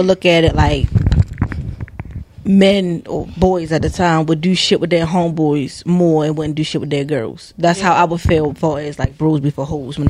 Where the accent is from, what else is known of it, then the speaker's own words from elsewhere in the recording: Lansdowne, United States; Man, growing up in Lansdowne